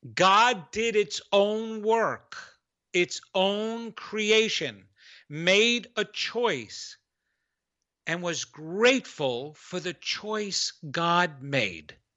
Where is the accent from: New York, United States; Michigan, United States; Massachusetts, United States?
New York, United States; accent: New York; that was my New York accent